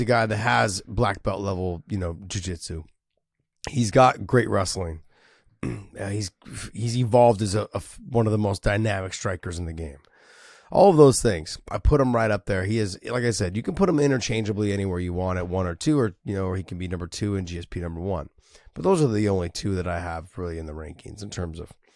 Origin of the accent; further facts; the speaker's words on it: San Jose, California, United States; San Jose, my hometown